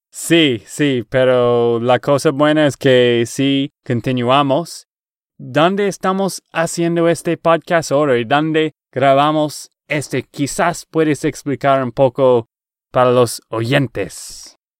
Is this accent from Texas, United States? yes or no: yes; Texas, United States; accent: gringo; Spanish is a second language; de Texas, Estados Unidos.